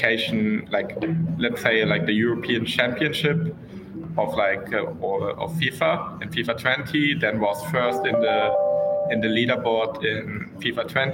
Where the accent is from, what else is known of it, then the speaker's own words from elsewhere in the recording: in the west near Dortmund, North Rhine-Westphalia, Germany; grew up in Germany in the west near Dortmund